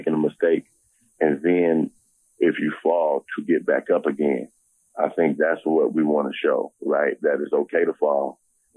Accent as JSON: {"language": "English", "town": "Harvey", "region": "Illinois", "country": "United States", "tie": "born or raised there", "also_born_or_lived": "Chicago", "said": "I'm from Harvey, Illinois"}